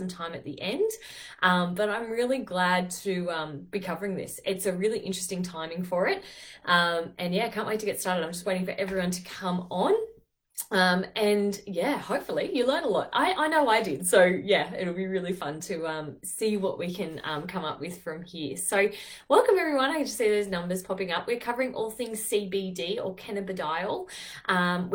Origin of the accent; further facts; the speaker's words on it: Taree, New South Wales, Australia; also born or lived in Netherlands; I'm not from Newcastle. I'm from 2 hours north of there, Taree.